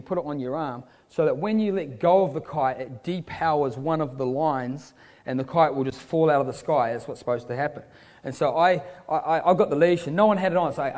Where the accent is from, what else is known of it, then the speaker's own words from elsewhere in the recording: Queenstown, Otago, New Zealand; moved away; I'm from Queenstown in New Zealand